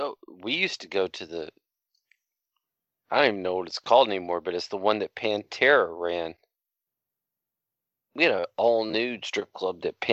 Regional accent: Dallas, Texas, United States; because I come from Dallas, Texas, where there's thoroughbreds out there working every night.

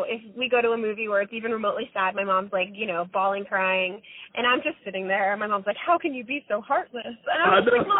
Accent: Florida, United States; moved away as an adult; now in Los Angeles, United States; My mom had driven across country with me, and we're from Florida

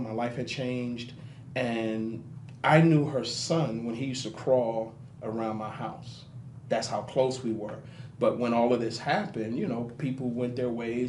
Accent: Harlem, New York, United States; I'm originally from Harlem, New York, but if you go about 3 hours away

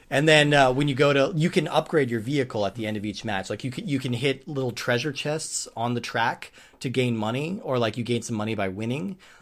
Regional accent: Colorado, United States; near where I grew up in Colorado

